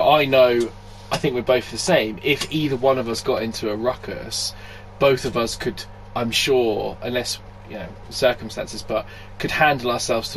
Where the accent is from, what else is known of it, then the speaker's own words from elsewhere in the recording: Glasgow, Scotland, United Kingdom; my sort of upbringing being, I may have mentioned it before, being Glaswegian